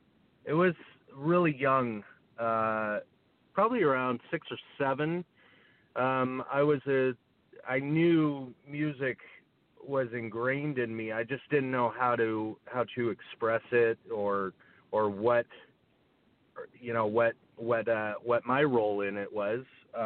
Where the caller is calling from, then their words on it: Santa Barbara, California, United States; I'm calling from Santa Barbara, California. It's where I am right now, have been since March.